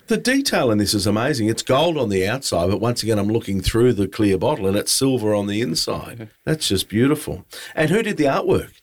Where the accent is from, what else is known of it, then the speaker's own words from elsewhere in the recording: Caloundra, Queensland, Australia; my hometown